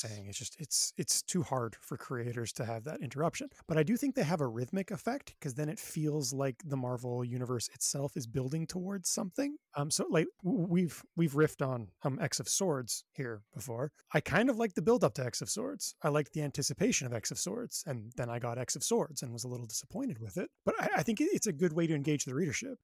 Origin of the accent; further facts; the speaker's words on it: Thunder Bay, Ontario, Canada; Growing up in Thunder Bay